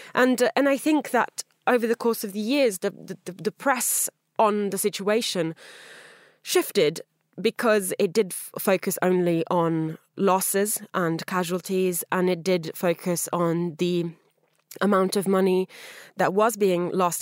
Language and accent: English; Italy; moved away; my home country of Italy